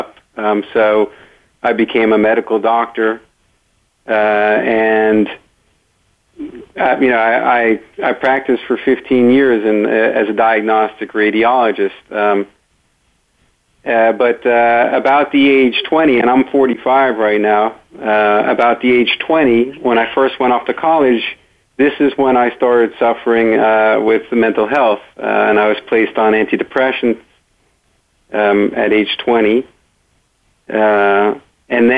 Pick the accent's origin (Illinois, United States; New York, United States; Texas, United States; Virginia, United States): New York, United States; Great Neck; I grew up in Great Neck, New York